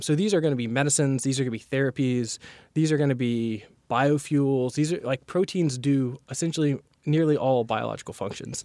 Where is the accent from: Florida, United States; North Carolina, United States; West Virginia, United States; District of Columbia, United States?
North Carolina, United States; I'm originally from North Carolina